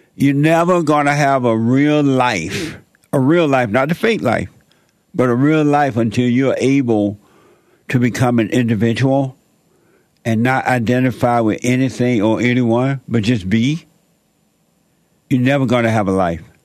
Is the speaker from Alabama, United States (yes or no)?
yes; Alabama, United States; I grew up down in Alabama, uh, uh, up on a plantation there.